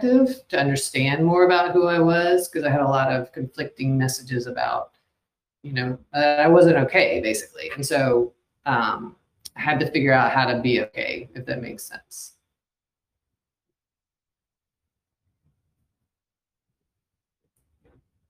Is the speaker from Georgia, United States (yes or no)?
yes; outside of Atlanta, Georgia, United States; I'm in outside of Atlanta is where I grew up